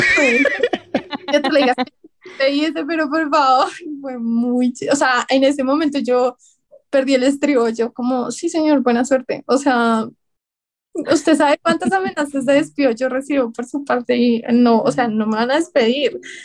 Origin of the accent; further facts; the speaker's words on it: Colombia; Todos los autores que estamos ahí eh, somos colombianos